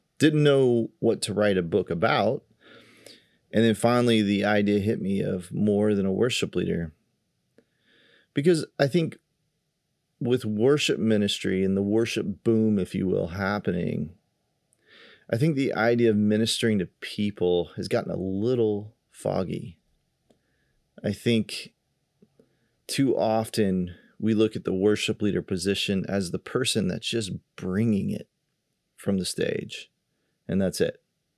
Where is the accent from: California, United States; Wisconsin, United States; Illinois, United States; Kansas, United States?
Kansas, United States; And we go way back to one of the churches I grew up in Kansas.